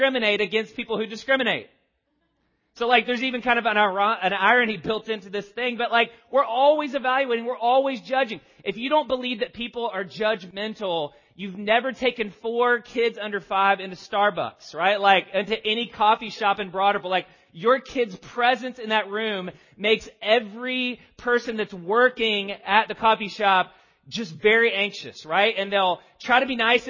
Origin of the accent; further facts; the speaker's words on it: the South, United States; As a Southerner